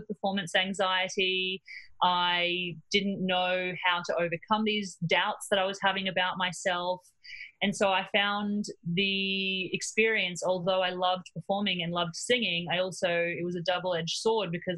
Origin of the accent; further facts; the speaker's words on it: Cairns, Queensland, Australia; moved away as an adult; also born or lived in Melbourne; I grew up in Cairns in North Queensland